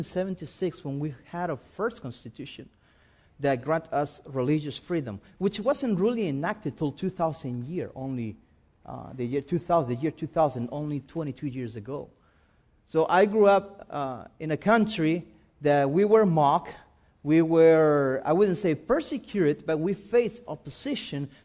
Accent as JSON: {"language": "English", "country": "Spain", "also_born_or_lived": "United States", "second_language": "English", "moved": "as an adult", "said": "I'm from Spain"}